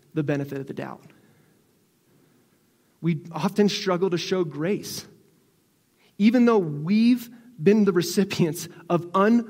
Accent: Northeast, United States; moved away; I'm originally from the Northeast, so I was born with it.

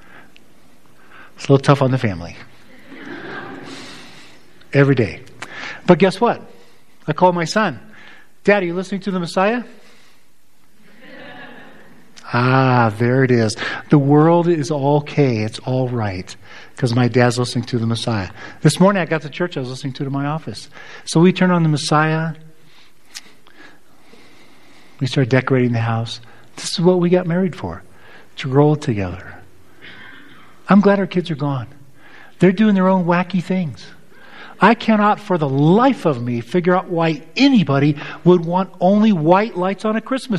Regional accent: United States; as an American

